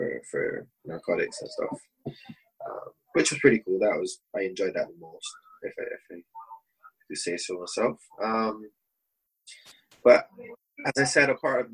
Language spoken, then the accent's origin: English; Saint John, Barbados; moved away; also born or lived in Bridgetown, Barbados; I was born in Bristol in Barbados, and grew up in the eastern part of the country, part called St. John